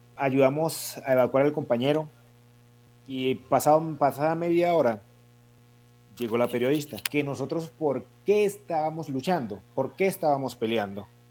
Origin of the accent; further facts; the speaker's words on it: Buenaventura, Valle del Cauca, Colombia; moved away as an adult; now in Cali, Colombia; Voy a estudiar en Buenaventura. Yo me gradué en Buenaventura.